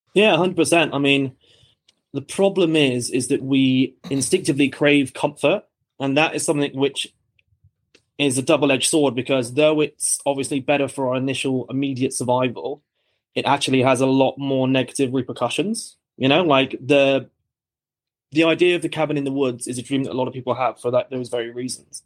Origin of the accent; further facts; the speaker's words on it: Bristol, South West England, United Kingdom; moved away as an adult; now in Australia; I'm from England originally, so I'm from the southwest. It's a harbour town called Bristol